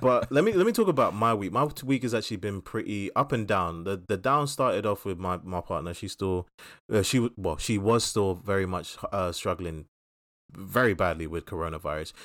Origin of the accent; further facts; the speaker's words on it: London, United Kingdom; us growing up in Southeast London